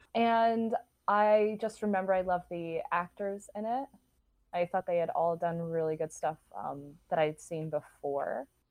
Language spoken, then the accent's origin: English; San Marcos, Texas, United States; I am from San Marcos High School in Texas, and we were the rattlers